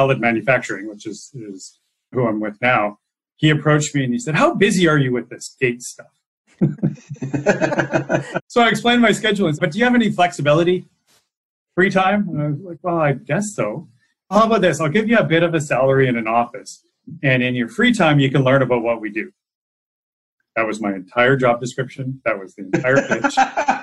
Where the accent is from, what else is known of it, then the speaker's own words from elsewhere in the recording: Salmon Arm, British Columbia, Canada; moved away as an adult; also born or lived in Rome / New York; I'm a kid from the Shuswap